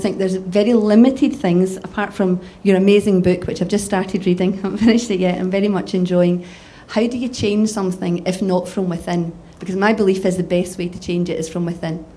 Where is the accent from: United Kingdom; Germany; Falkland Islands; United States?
United Kingdom; Hamilton, Scotland; also born or lived in East Kilbride; I grew up in Hamilton